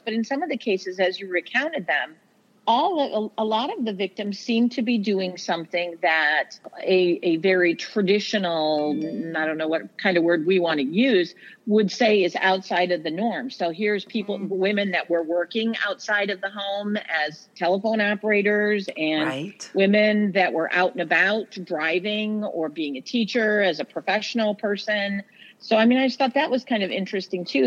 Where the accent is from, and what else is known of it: Toledo, Ohio, United States; born or raised there; also born or lived in Genoa, Ohio